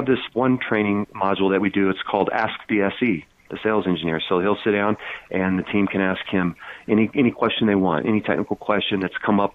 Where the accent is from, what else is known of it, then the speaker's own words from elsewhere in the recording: Lincoln, Nebraska, United States; I grew up in Lincoln, Nebraska